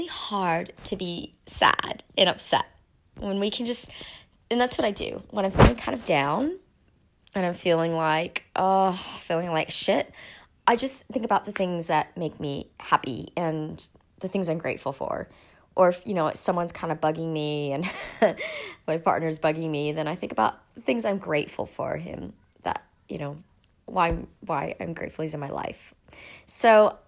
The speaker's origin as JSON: {"language": "English", "country": "United States", "moved": "yes", "lives_now": "Sydney, Australia", "said": "I'm actually an American living in Australia"}